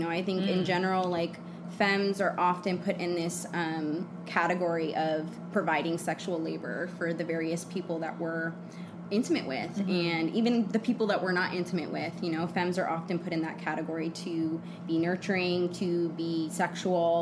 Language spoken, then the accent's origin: English; Redwood City, California, United States; moved away as an adult; also born or lived in Oakland, California / Portland, Oregon; now in Los Angeles, United States; I'm from the Bay Area, California. Grew up in Redwood City